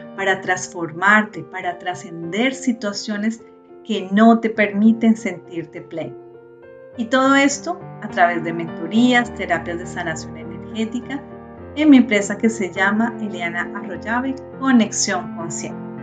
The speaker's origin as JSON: {"language": "Spanish", "country": "Colombia", "tie": "born or raised there", "said": "Yo nací en Colombia, en una familia católica, estudié en colegio católico"}